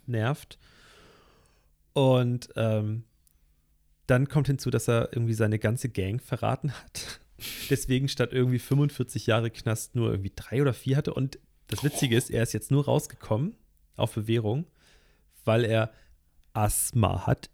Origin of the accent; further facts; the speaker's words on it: Northern Germany, Germany; Wir kommen ja hier aus dem Norden